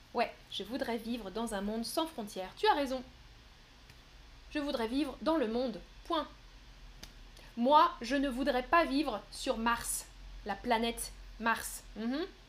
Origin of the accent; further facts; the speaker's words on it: northern France, France; je viens du nord de la France